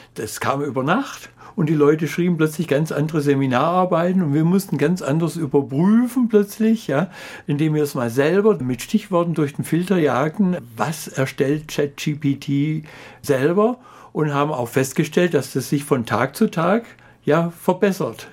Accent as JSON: {"language": "German", "region": "Swabia", "country": "Germany", "said": "als Schwabe"}